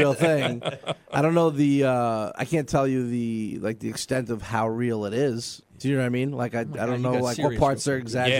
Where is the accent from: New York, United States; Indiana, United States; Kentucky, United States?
New York, United States; moved away as an adult; also born or lived in Ukraine; now in New Jersey, United States; Well, first of all, I'm from New York.